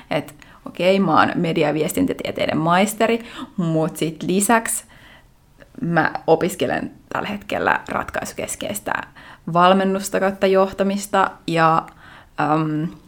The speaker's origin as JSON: {"language": "Finnish", "town": "Lahti", "region": "Päijät-Häme", "country": "Finland", "lives_now": "Vienna, Austria", "said": "Ja, joo, mä oon periaatteessa lahtelainen, mutta sitten mä oon niin pitkään Viinissä, että mä oon myös viiniläinen."}